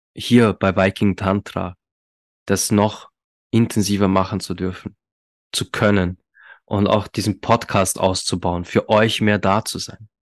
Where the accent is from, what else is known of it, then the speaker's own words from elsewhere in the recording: Austria; bei uns in Österreich